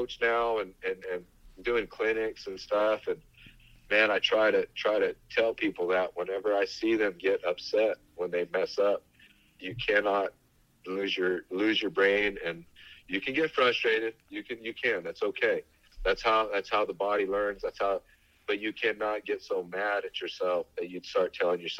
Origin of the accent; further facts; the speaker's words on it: South Tucson, Arizona, United States; I'm a kid from South Tucson